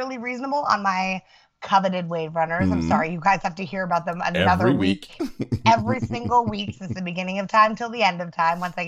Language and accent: English; New Jersey, United States; I'm from New Jersey